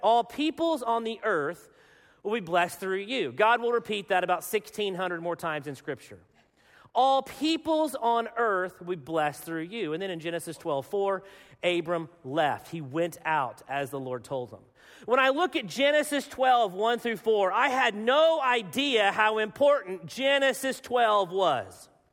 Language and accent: English; Arkansas, United States; I am from Arkansas